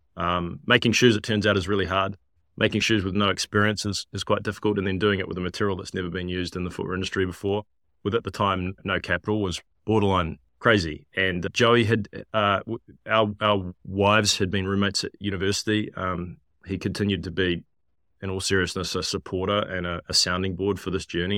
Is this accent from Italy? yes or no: no; New Zealand; moved away as an adult; also born or lived in London / San Francisco; growing up in New Zealand, land of lots of sheep